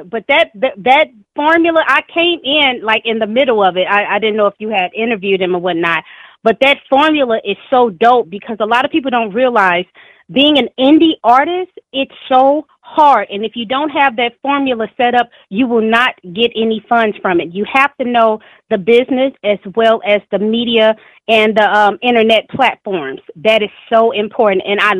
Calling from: St. Louis, Missouri, United States; from St. Louis, and also a representative of Hip Hop for Justice.

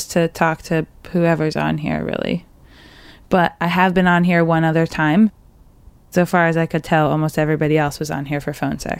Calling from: Oakland, California, United States; I'm calling from Oakland

